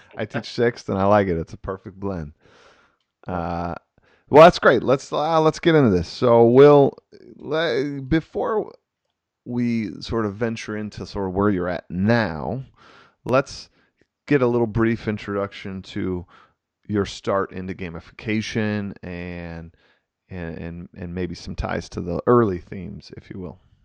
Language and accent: English; Wisconsin, United States; I'm from Wisconsin here